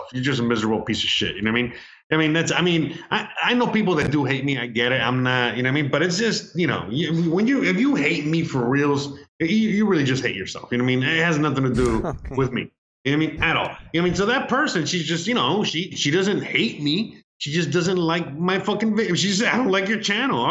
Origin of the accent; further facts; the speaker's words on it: United States; now in Mexico; I'm Hispanic, you know, I mean, I'm American